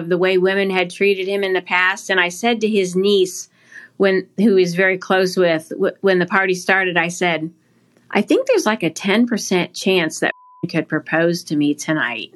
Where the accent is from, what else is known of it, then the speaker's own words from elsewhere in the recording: Ohio, United States; I was born and raised in Ohio, Catholic, by very loving parents